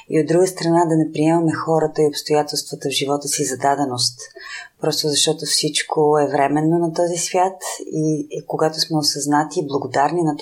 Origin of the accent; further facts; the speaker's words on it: Sofia, Sofia City, Bulgaria; also born or lived in Petrich / Vidin; съм родена в Петрич, живяла съм във Видин, а всъщност съм Софиянка.